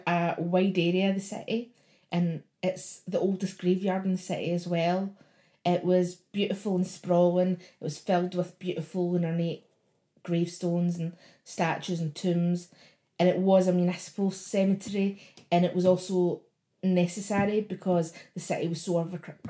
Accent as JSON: {"language": "English", "town": "Glasgow", "region": "Scotland", "country": "United Kingdom"}